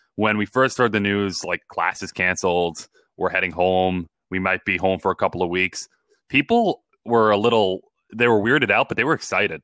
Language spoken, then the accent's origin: English; Long Island, New York, United States; I grew up on Long Island